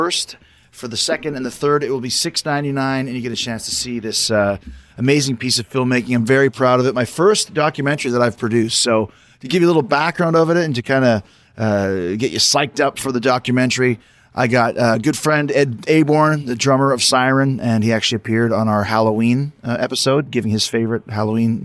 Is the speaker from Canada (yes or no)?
yes; Winnipeg, Manitoba, Canada; I grew up in Winnipeg, Manitoba.